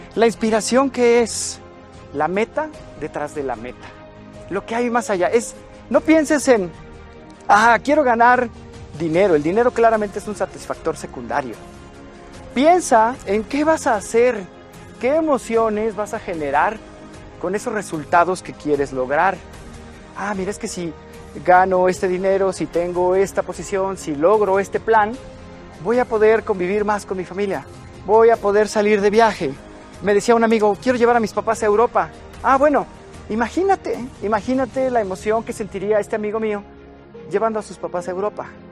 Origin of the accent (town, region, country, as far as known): Mexico